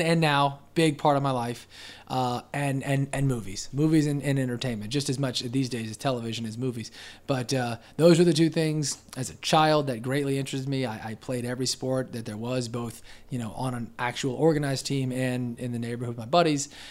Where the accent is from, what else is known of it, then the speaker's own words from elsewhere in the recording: Pensacola, Florida, United States; also born or lived in Denver, Colorado / Westminster, Colorado; I was four, and I've been here ever since. So, no, I wasn't born here, but, you know, I went to preschool, elementary, middle, high, college from U W F, uh, and, and P S E, as a matter of fact. So, yeah, I'm, I'm essentially from here